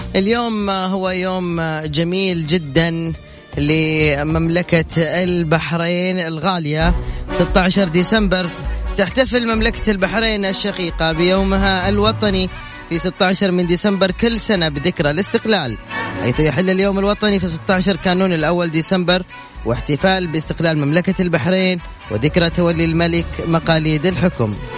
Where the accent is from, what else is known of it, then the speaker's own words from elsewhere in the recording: Jeddah, Makkah Province, Saudi Arabia; انا من جدة